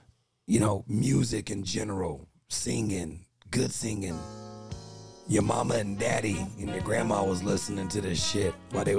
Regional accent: Bay Area, California, United States; And more importantly, we're Bay Area guys. And being from the Bay Area

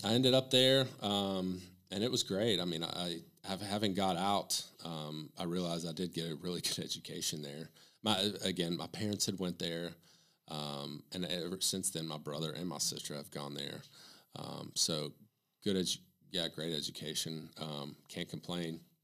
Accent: Morristown, Tennessee, United States; now in Knoxville, United States; I'm from Morristown, so it's halfway between here and Bristol

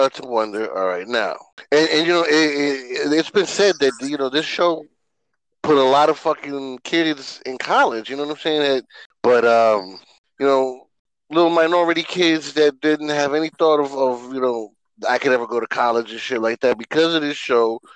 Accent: New York, United States; growing up in New York

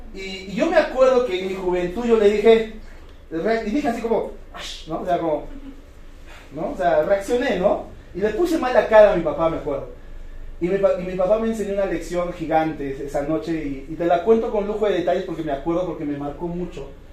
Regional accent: Cusco, Peru; Yo vengo de la ciudad de Cusco, yo nací, crecí, me reproduje ahí

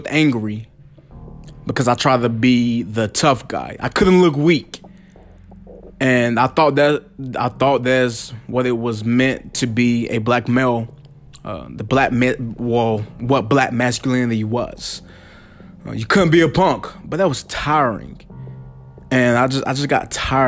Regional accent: the South, United States; I'm from the South, where people pronounce potato, potato.

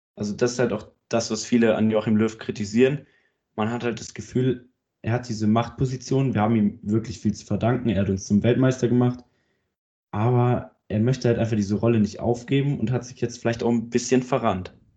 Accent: Germany; Ich bin Deutscher.

